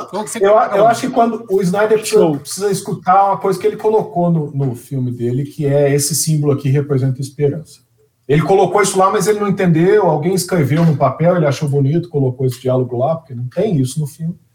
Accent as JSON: {"language": "Portuguese", "region": "Minas Gerais", "country": "Brazil", "said": "meu país, Minas Gerais"}